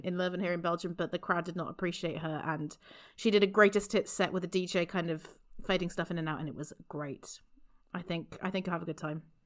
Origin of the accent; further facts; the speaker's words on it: United Kingdom; I am only British up to a point